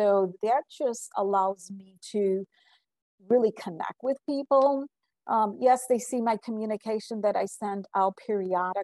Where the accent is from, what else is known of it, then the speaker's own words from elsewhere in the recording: Puerto Rico; moved away; I was born in Puerto Rico